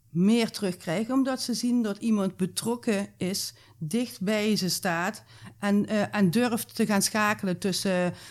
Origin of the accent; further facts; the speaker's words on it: Maastricht, Limburg, Netherlands; bij ons in Maastricht